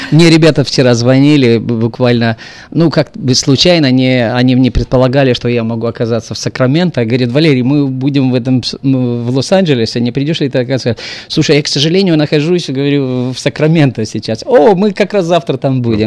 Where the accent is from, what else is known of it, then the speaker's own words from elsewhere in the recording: Moldova; moved away; Это мои, как бы, братья земляки, во-первых. Я сам из Молдавии